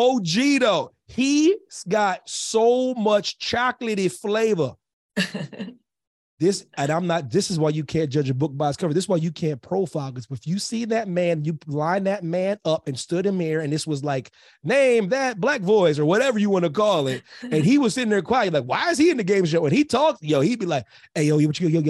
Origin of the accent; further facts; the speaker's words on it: United States; I'm American